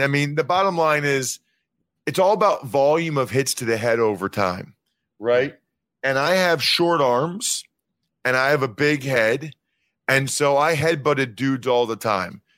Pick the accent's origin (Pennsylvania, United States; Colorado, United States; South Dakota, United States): Pennsylvania, United States; Reading; I'm from Reading, Pennsylvania